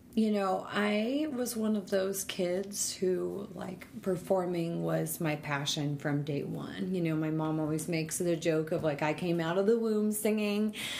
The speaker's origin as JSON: {"language": "English", "town": "Denver", "region": "Colorado", "country": "United States", "tie": "born or raised there", "also_born_or_lived": "Rockford, Illinois", "said": "we moved to Denver when I was young. So I grew up in Denver"}